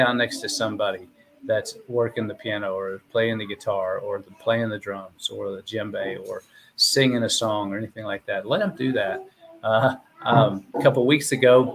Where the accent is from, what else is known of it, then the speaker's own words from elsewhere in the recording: Houston, Texas, United States; I grew up in the Houston area